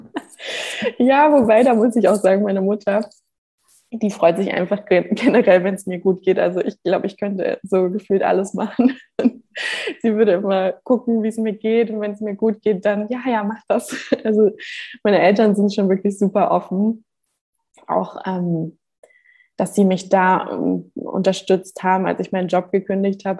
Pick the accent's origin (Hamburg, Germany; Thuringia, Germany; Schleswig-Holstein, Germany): Hamburg, Germany; moved away as an adult; now in Gran Canaria, Spain; ich bin geboren und aufgewachsen in Hamburg